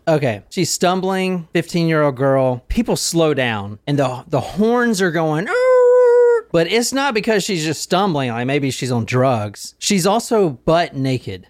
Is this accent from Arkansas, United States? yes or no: no; Gilbert, South Carolina, United States; Growing up in Gilbert, South Carolina, I knew a lot of hunters